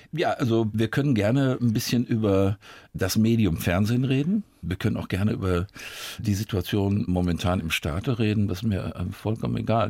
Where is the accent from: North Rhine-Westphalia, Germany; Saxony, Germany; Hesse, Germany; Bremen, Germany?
North Rhine-Westphalia, Germany; Dortmund; moved away; also born or lived in Bavaria; wenn man im Ruhrgebiet groß wird